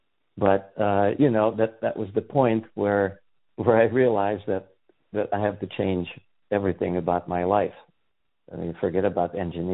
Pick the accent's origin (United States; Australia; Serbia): Serbia; moved away as an adult; I was born and raised in Yugoslavia in a Hungarian family. That's where the weird name comes from. And I lived most of my life there up till the age of 26.